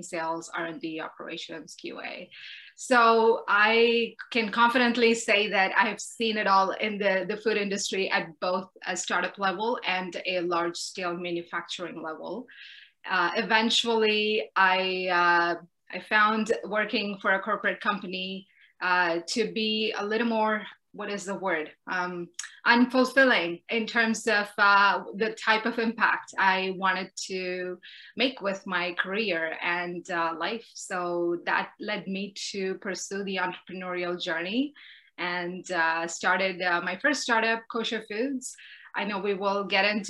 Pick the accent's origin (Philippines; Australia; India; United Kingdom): India; now in Canada; growing up in India is part of who I am today